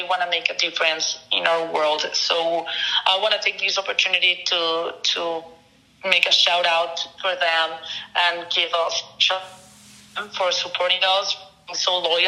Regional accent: Mexico; moved away; growing up in Mexico

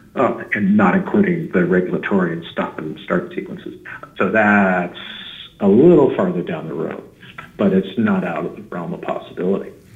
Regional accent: just outside of Philadelphia, New Jersey, United States; moved away as an adult; now in California, United States; I'm originally from New Jersey, just outside of Philadelphia, and I've been living in California for about 28 years

